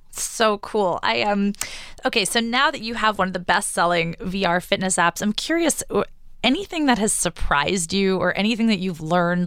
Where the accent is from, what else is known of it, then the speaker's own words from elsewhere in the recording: New York, United States; my my New Yorker heart